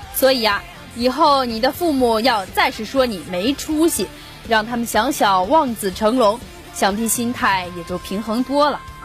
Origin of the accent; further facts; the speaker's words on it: Taiyuan, Shanxi, China; 我是山西太原人